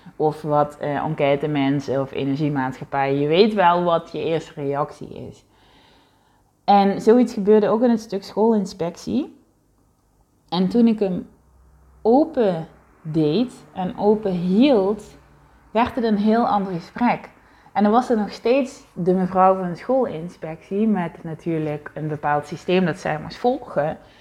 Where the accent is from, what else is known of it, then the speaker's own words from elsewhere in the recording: South Limburg, Netherlands; moved away as an adult; now in Heiloo, Netherlands; waar ik het grootste gedeelte van mijn leven eh, gewoond heb, waar ik opgegroeid ben als kind